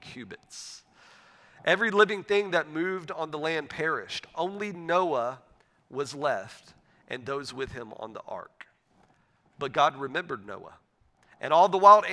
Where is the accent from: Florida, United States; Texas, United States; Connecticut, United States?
Florida, United States; a town outside Pensacola; moved away; my wife and I, we grew up in Northwest Florida. We grew up in a town outside of the city of Pensacola, Florida.